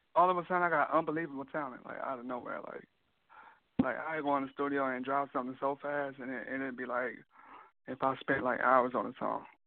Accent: Rockford, Illinois, United States; now in Iowa, United States; I live in Iowa. I'm from Rockford, Illinois

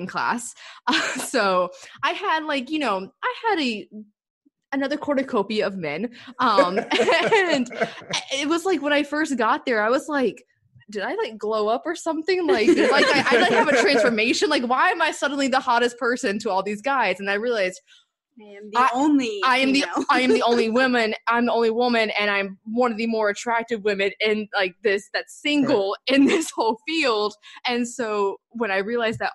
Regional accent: the South, United States; us both growing up in the South

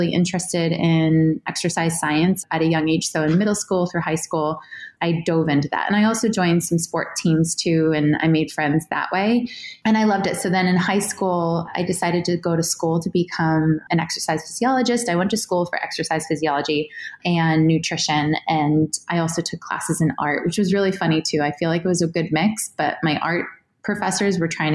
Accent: New Hampshire, United States; I grew up in New Hampshire

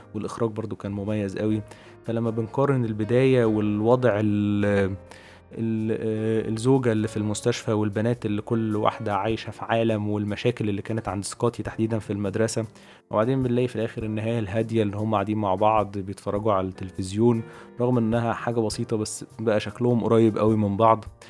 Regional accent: Egypt; عندنا في مصر

